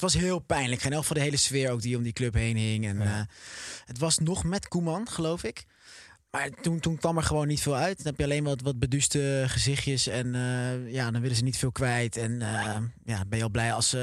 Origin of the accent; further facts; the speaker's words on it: Oosterbeek, Gelderland, Netherlands; Ik kom zelf uit Oosterbeek. Ehm, maar ik, voel me ook wel Arnhemmer.